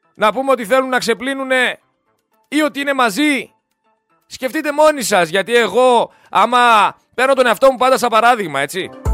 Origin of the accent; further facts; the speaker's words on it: Greece; εγώ σαν Έλληνας πολίτης